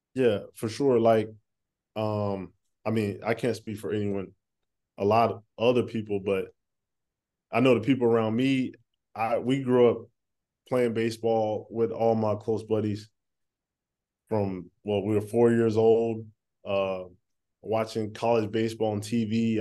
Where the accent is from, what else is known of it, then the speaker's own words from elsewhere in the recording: East Coast, United States; also born or lived in North Carolina; I'm from the East Coast